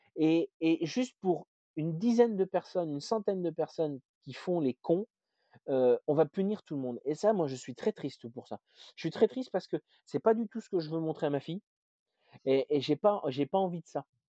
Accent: Berry, Centre-Val de Loire, France; now in Rouen, France; je suis français, née en France dans le fin fond du, du Berry

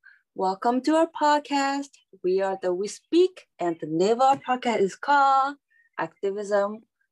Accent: Thailand; I'm from Thailand.

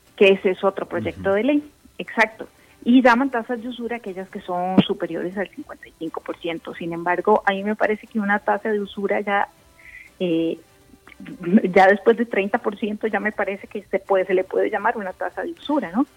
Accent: Costa Rica; las personas que somos independientes, como, como tú, como yo, y como muchos costarricenses o que tenemos pymes

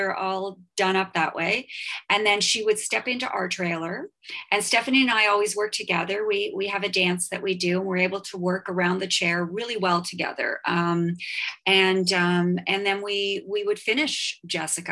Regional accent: Toronto, Ontario, Canada; I grew up in Toronto

